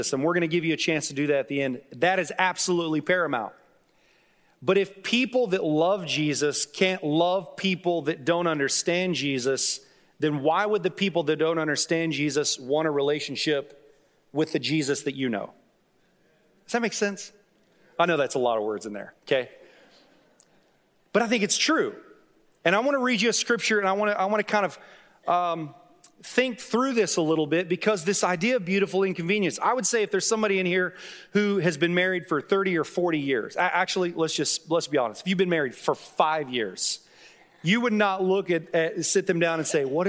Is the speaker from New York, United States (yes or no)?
no; Duncan, Oklahoma, United States; also born or lived in Dallas, United States; I was born in South Dallas. When I was 7 years old, we moved to Duncan, Oklahoma. We were there for about 4 years.